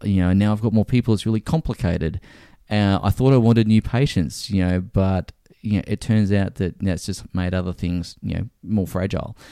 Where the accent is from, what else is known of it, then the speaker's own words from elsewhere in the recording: Brisbane, Queensland, Australia; moved back to Brisbane, which is my hometown.